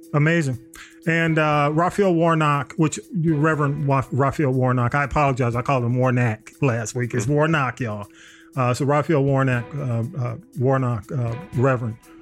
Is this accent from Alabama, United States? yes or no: no; Georgia, United States; I'm from Georgia. I grew up in Georgia